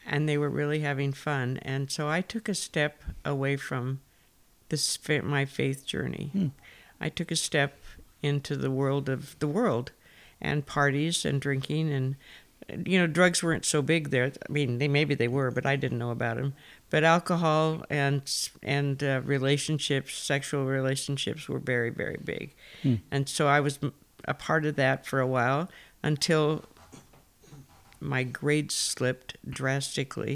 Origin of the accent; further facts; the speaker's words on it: Fresno, California, United States; moved away as an adult; now in Albania; I'm from Fresno. I was born here and grew up in First Press